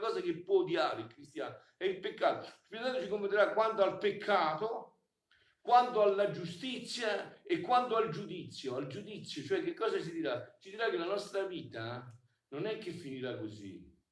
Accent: Sessano del Molise, Molise, Italy; un paese come Sessano, un paese dove sono nato io, il mio paese di nascita

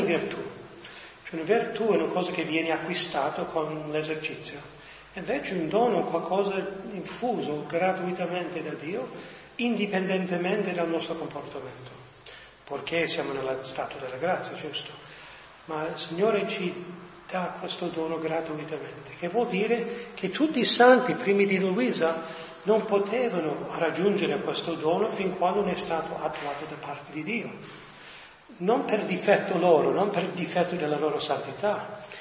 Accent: New York, United States; moved away as an adult; now in Rome, Italy; sono nato a New York, ma i miei sono venuti da Salerno a New York

